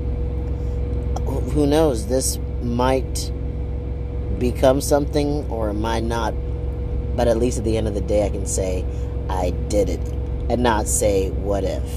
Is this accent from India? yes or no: no; Rwanda; I'm from Africa, Rwanda